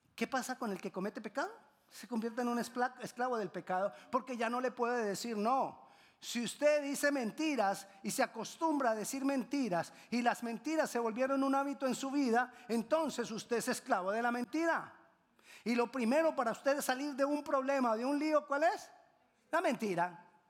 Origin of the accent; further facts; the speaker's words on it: Colombia; En Colombia decimos